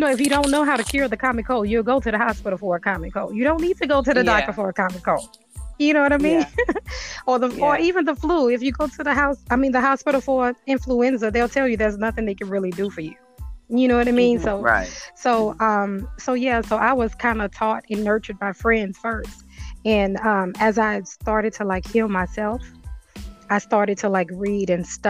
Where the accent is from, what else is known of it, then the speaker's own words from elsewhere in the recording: New Orleans, Louisiana, United States; now in Georgia, United States; I'm actually originally from New Orleans